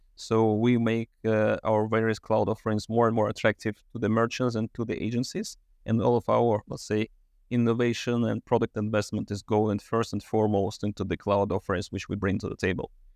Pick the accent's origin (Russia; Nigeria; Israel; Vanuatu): Russia; moved away as an adult; also born or lived in Switzerland; Russia, which is my home country originally